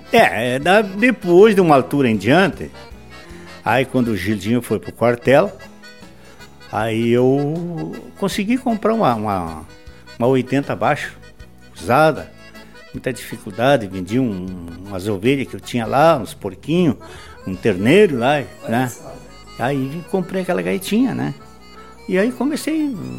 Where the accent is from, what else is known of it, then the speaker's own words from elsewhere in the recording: Soledade, Rio Grande do Sul, Brazil; now in Erechim, Brazil; eu nasci na, na, no interior de Soledade, uma campanha chamada Campo Bonito